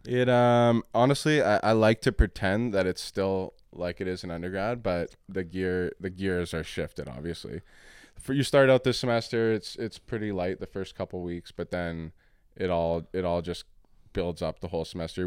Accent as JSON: {"language": "English", "country": "Canada", "also_born_or_lived": "Windsor, Ontario", "said": "I'm Canadian. I live here in Windsor"}